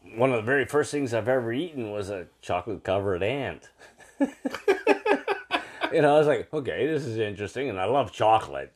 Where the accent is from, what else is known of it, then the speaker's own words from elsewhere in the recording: Brampton, Ontario, Canada; I was from Brampton originally.